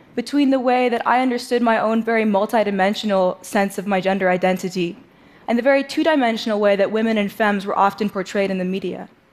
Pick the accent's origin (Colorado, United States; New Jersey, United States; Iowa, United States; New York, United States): New York, United States; New York City; I grew up in New York City playing the drums